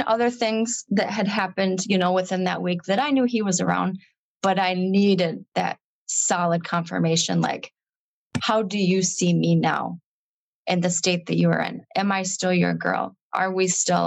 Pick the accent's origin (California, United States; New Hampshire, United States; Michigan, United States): Michigan, United States; now in Wisconsin, United States; And so I grew up in Michigan.